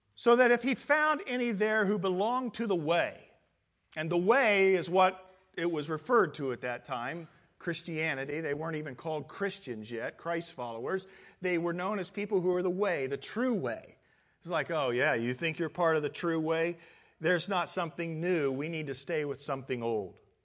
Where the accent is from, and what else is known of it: Midwest, United States; born or raised there; moved away as an adult; now in California, United States